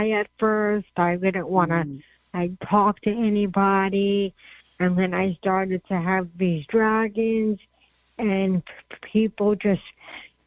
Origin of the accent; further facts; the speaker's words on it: New York, United States; I'm a New Yorker